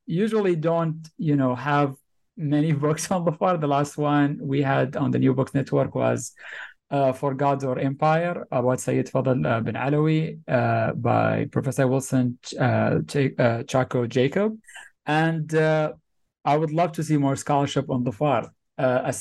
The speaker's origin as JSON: {"language": "English", "region": "Sharjah", "country": "United Arab Emirates", "tie": "born or raised there", "said": "I'm from the Emirates, from Sharjah. We used to have an open yard at the center of the house"}